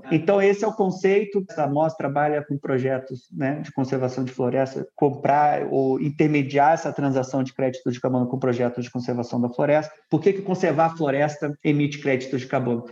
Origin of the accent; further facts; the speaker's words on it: São Paulo, Brazil; also born or lived in Rio de Janeiro / United States; Eu sou carioca, flamenguista doente, cresci em São Paulo